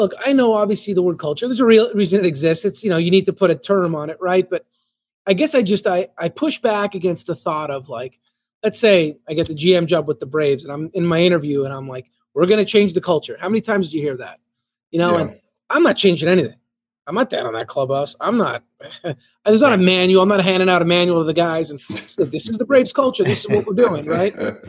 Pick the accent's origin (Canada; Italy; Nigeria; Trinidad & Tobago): Canada; You know, like it's just growing up in Canada and so on.